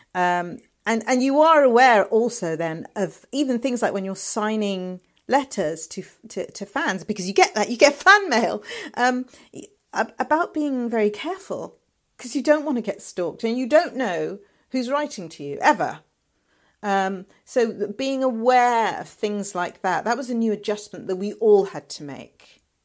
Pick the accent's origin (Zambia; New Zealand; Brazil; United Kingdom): United Kingdom; London; moved away; also born or lived in Liverpool; I'm from London